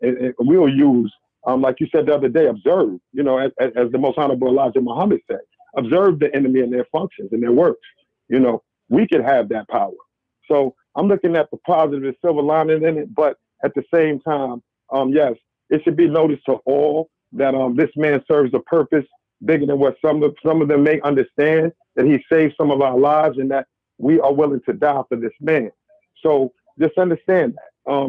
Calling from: Beacon, New York, United States; Salam alaikum, sir.

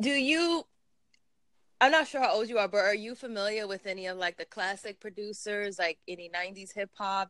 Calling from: New York City, New York, United States; I'm calling from Brooklyn, New York.

